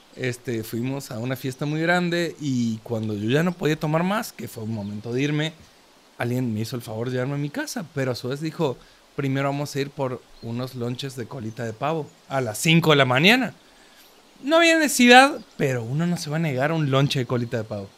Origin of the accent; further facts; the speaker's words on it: Córdoba, Argentina; now in Mexico; que es donde soy, de Córdoba, Argentina